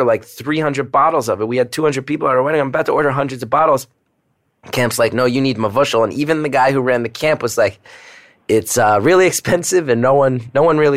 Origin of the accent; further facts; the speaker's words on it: Northeast, United States; now in New York, United States; I grew up in the Northeast.